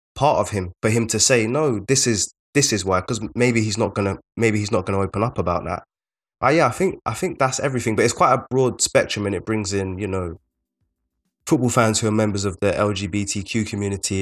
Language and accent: English; London, United Kingdom; we are both from South London